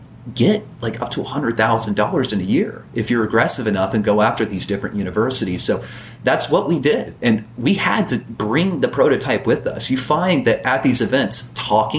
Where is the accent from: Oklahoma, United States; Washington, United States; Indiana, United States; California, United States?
Indiana, United States; Evansville; My hometown, I'm in Evansville, Indiana.